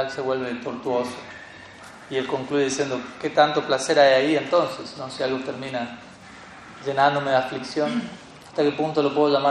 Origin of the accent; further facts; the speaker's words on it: Colombia; Yo soy, soy colombiano